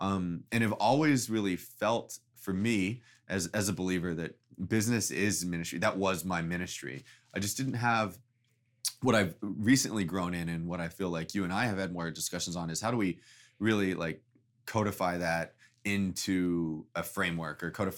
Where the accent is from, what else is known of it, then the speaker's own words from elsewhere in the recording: Texas, United States; moved away as an adult; now in New York City, United States; I grew up in Texas and always have felt entrepreneurial in some way, shape, or form